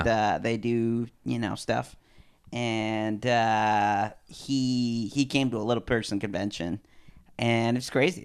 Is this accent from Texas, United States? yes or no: no; New Haven, Connecticut, United States; moved away; also born or lived in Lawndale / Hollywood; I'm from New Haven, Connecticut, which is, like, uh, I grew up in the, like, outskirts